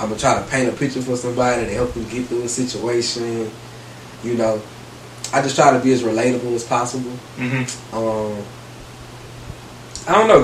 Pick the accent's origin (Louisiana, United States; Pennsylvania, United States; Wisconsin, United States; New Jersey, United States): Louisiana, United States; Baton Rouge; I'm from Baton Rouge, Louisiana, specifically the park. Mm-hmm. I grew up there.